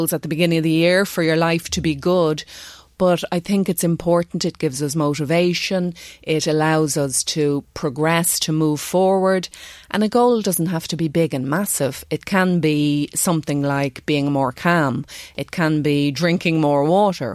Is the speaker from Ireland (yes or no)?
yes; Ireland; being Irish